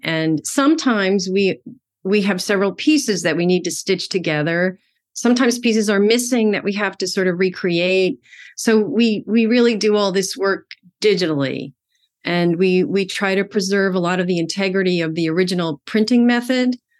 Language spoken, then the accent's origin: English; Amityville, New York, United States; I grew up in Amityville, Long Island, New York